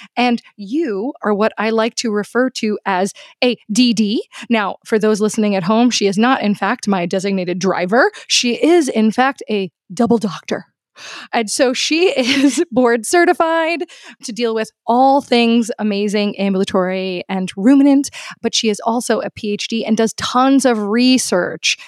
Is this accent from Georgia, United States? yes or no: no; New York City, New York, United States; I am from Queens in New York City